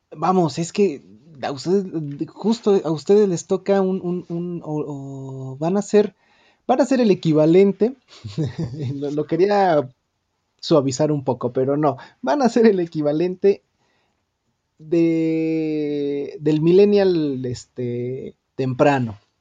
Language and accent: Spanish; Mexico; esos emblemas que nos identifican como mexicanos